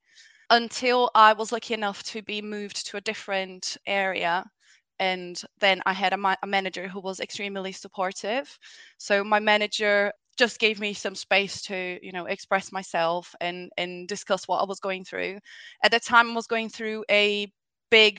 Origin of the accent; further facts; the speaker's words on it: Brazil; moved away; I come from Brazil originally, but I was raised in a very open-minded family